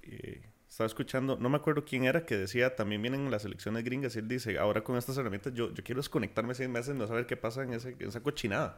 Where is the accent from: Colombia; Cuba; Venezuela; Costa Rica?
Costa Rica; nosotros como costarricenses